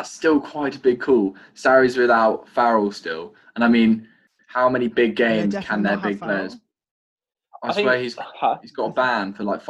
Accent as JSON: {"language": "English", "region": "England", "country": "United Kingdom", "said": "we are English"}